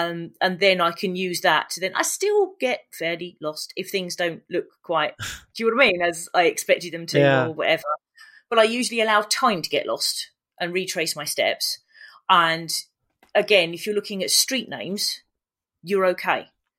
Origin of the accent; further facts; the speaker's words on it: Hayes, London, United Kingdom; So I grew up in West London. And in Hayes, so there's two places called Hayes, one not far from where I live now. That's quite nice. And Hayes in Middlesex, which really isn't. And I grew up in the place that really isn't, not far from Southall.